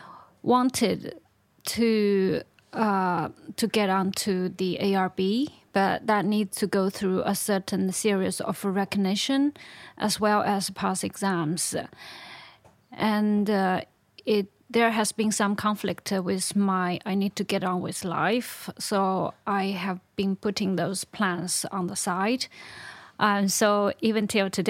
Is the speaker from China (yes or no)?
yes; China; moved away as an adult; now in United Kingdom; I'm originally from China, but I've been here for more than 20 years